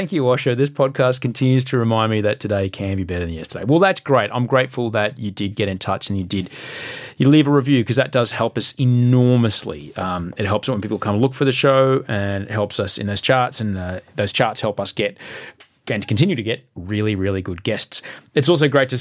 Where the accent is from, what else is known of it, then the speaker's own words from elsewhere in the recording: Australia; as an Australian, as a voter, as a parent